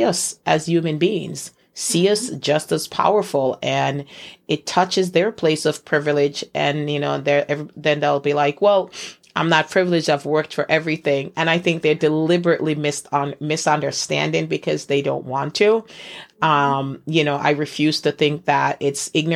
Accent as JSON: {"language": "English", "country": "Jamaica", "said": "I'm from Jamaica"}